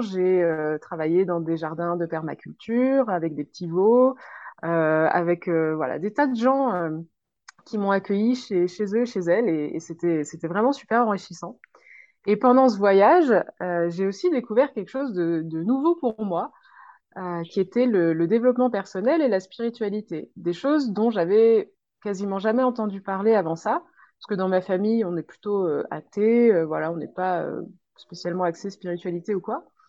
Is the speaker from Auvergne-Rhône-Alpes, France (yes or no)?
yes; a small village in Ain, Auvergne-Rhône-Alpes, France; moved away as an adult; je viens de France, dans un petit village de l'Ain